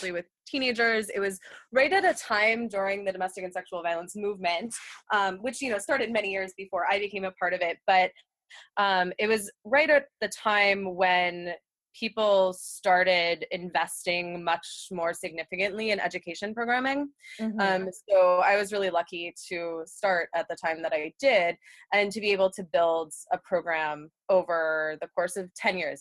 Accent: Pennsylvania, United States; moved away as an adult; now in Oregon, United States; I grew up in Pennsylvania.

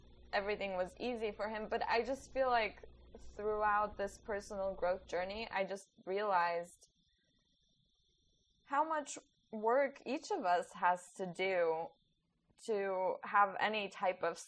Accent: Poland; I was born after communism in Poland

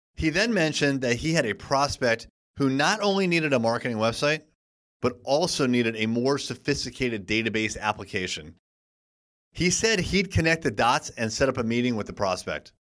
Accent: United States; being an American

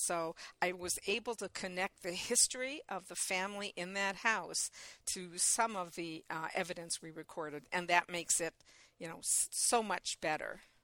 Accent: Michigan, United States; it's my home state

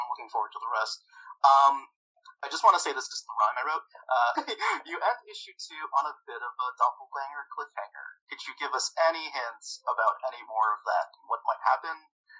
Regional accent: New Jersey, United States; I'm from Jersey

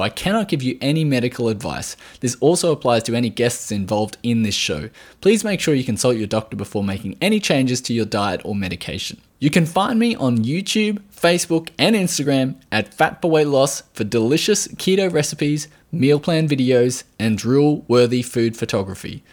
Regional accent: Australia

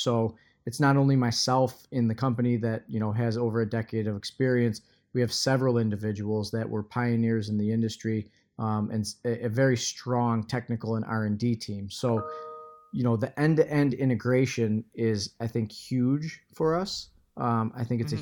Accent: Michigan, United States; my home state here is Michigan

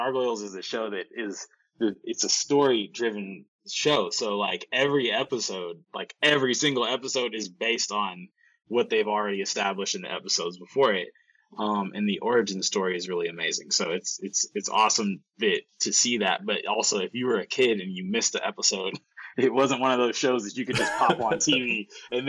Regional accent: Bay Area, California, United States; also born or lived in Chicago, Illinois, United States; born in Chicago and raised in the Bay Area. So, I moved here at a very young age, like about like 5 or 6

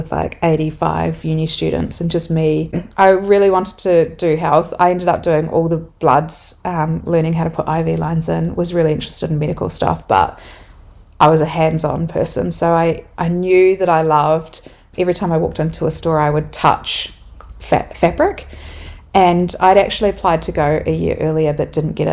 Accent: Dunedin, Otago, New Zealand; also born or lived in Melbourne, Australia; now in Wanaka, New Zealand; I grew up in Dunedin

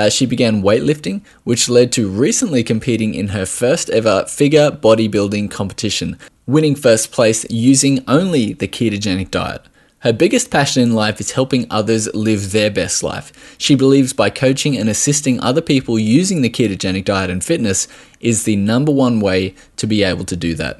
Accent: Australia

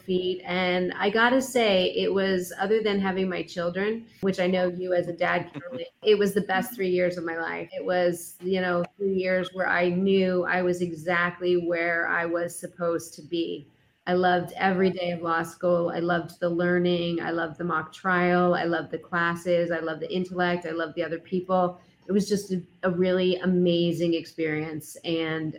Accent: Pittsburgh, Pennsylvania, United States; moved away as an adult; now in Chicago, United States; I'm from Pittsburgh, Pennsylvania

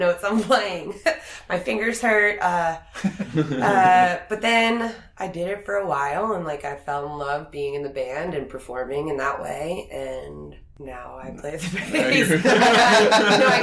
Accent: Philadelphia, Pennsylvania, United States; I'm from Philly. I grew up with, like, Motown, jazz, gospel, funk.

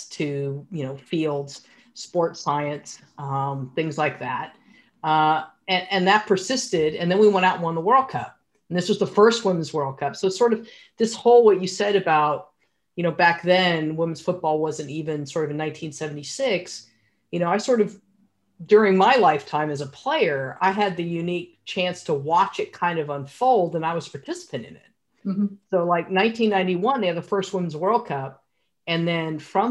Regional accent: United States; I'm an American female goalkeeper

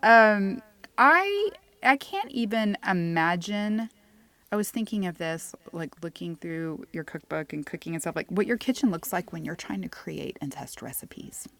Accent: Houston, Texas, United States; moved away as an adult; now in Sonora, United States; I'm originally from Houston

